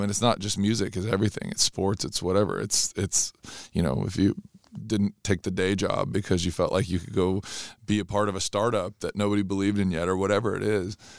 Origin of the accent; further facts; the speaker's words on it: Southern California, United States; growing up in Southern California